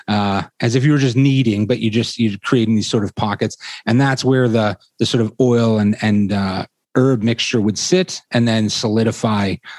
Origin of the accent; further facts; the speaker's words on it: Toronto, Ontario, Canada; also born or lived in England; I was born in Toronto and raised here largely, well, totally, actually.